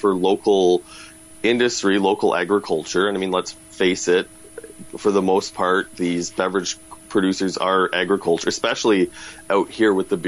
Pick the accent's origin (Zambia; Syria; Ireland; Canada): Canada; Regina, Saskatchewan; now in Toronto, Canada; I was raised in Regina